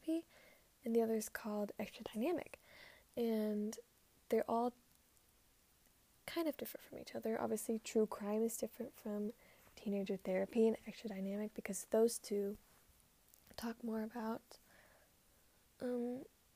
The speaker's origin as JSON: {"language": "English", "town": "Dallas", "region": "Texas", "country": "United States", "tie": "born or raised there", "said": "I was born on October 21st, 2003 in Dallas, Texas"}